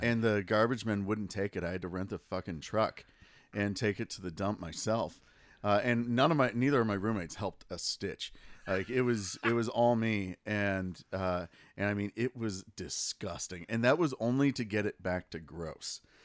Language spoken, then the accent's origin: English; Minnesota, United States; I grew up in Minnesota